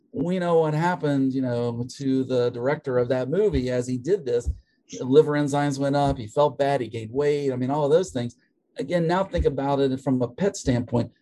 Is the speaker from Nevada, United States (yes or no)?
no; West Virginia, United States; moved away as an adult; also born or lived in Minnesota / Tennessee / Connecticut; now in Georgia, United States; I am from West Virginia originally.